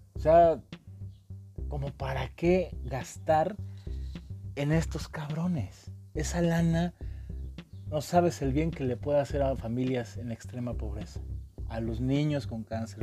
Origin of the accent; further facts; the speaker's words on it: Mexico; nosotros como mexicanos